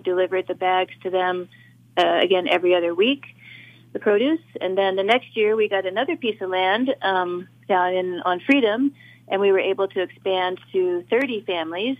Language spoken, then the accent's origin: English; Watsonville, California, United States; also born or lived in Mexico / San Joaquin Valley; I was born in Watsonville, but I actually was raised in Mexico from about 6 months old to 7 years old. And when my parents brought me back